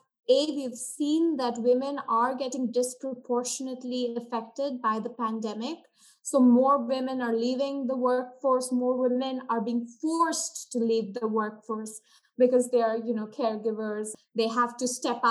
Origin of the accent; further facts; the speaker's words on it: India; moved away as an adult; now in United States; I was born and brought up in India, and I attended schooling in India and did my undergrad from India, after which I traveled here to the US